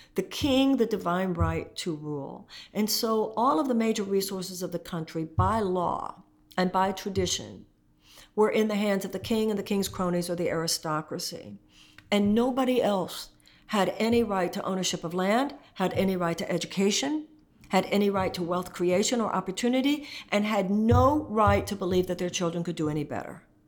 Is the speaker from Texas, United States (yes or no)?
yes; Texas, United States; I come from Texas